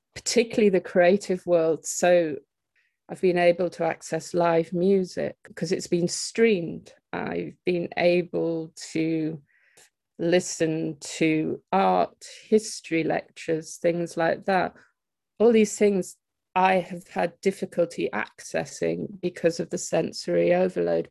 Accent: Teesside, North East England, United Kingdom; moved away; I'm originally from the Teesside area, but I've lived away for it for quite a long time and returned back here about three years ago

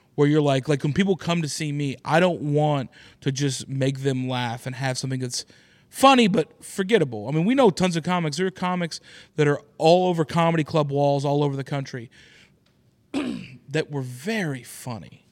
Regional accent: Oklahoma City, Oklahoma, United States; moved away; is in Oklahoma City, which is my hometown

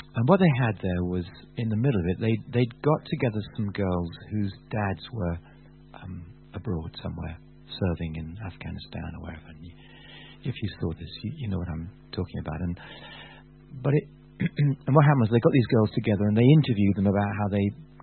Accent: Bath, South West England, United Kingdom; I come from Bath.

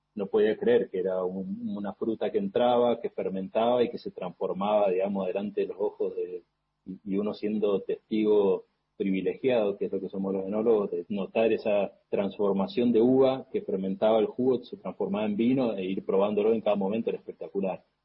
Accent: Mendoza, Argentina; moved away as an adult; also born or lived in San Juan; now in Cafayate, Argentina; Yo soy nacido en Mendoza, fue un colegio con una formación agrícola

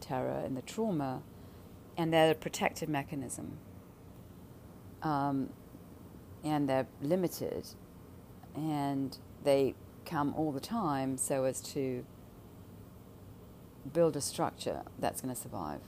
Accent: London, United Kingdom; growing up in London

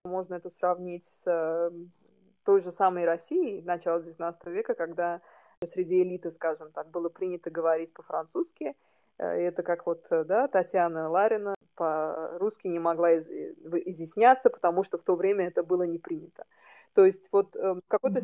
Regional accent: Baku, Azerbaijan; first language Russian; now in Istanbul, Turkey; Я тоже из Баку, но живу сейчас в Стамбуле

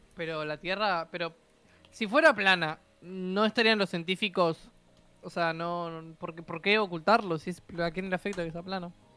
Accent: Uruguay; soy un uruguayo

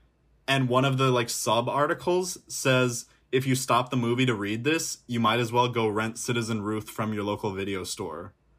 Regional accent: Midwest, United States; I'm a Midwesterner, so I can say that.

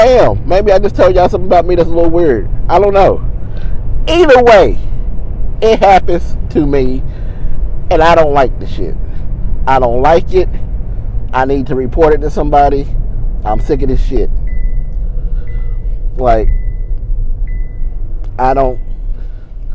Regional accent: West Virginia, United States; moved away as an adult; now in Kentucky, United States; I'm from West Virginia. And I know we have mountains to protect us from the wind

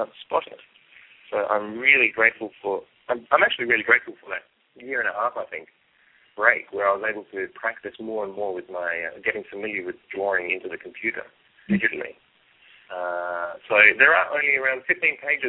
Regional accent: Australia; I'm an Australian

